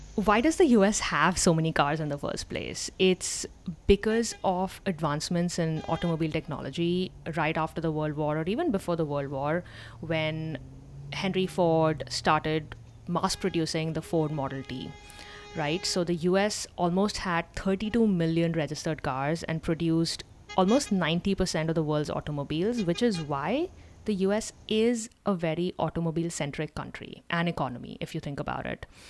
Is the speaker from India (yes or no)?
yes; India; moved away as an adult; now in United States; growing up in India